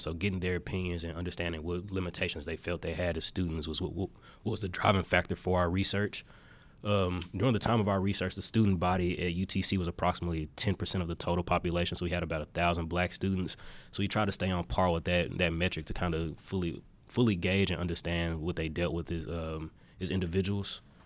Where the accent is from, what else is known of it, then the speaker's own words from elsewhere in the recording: Memphis, Tennessee, United States; moved away as an adult; now in Chattanooga, United States; I'm originally from Memphis, Tennessee.